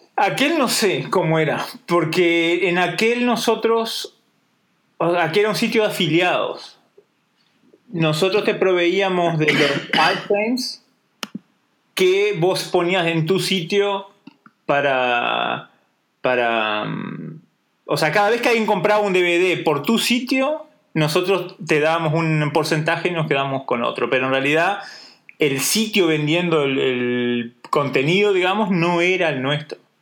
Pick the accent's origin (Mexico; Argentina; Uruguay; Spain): Uruguay; Durazno; moved away as an adult; now in Switzerland; soy de Durazno